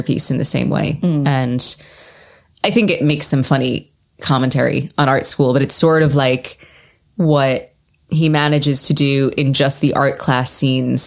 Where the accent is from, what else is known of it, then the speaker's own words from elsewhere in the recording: Long Island, New York, United States; I'm from Long Island